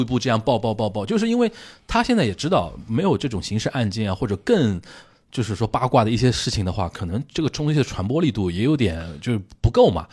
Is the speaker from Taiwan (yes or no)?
no; Shanghai, China; also born or lived in Japan; 就我们上海话说叫长得洒洒兮兮的一个人啊